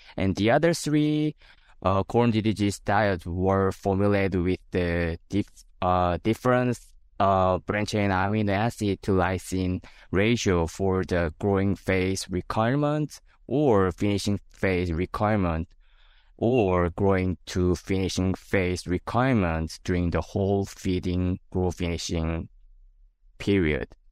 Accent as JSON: {"language": "English", "country": "South Korea", "moved": "as an adult", "lives_now": "South Dakota, United States", "said": "I'm originally from South Korea."}